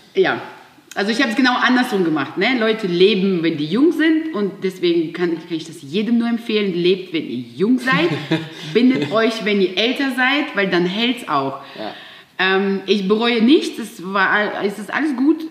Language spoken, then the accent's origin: German; Siberia, Russia; moved away; ich bin in einem kleinen Dorf in Sibirien geboren